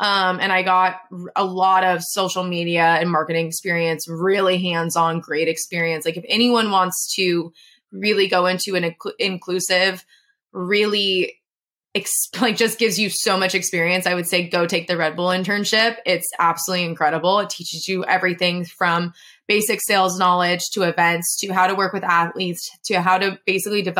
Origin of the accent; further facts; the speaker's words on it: San Diego, California, United States; I'm from San Diego